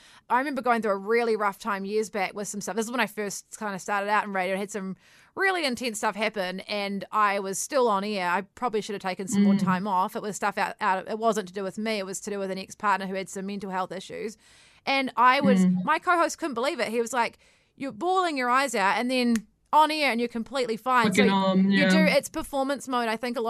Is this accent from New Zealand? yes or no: yes; New Zealand; You know, I think we're the Kiwi nature as well, we're so down to earth